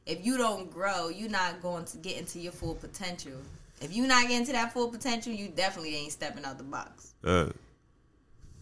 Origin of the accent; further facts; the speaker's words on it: United States; also born or lived in Bronx, New York City, New York, United States; my family came out here when I was about 5 or 6 years old. So I've been basically grown up around 13th and Derry my whole life.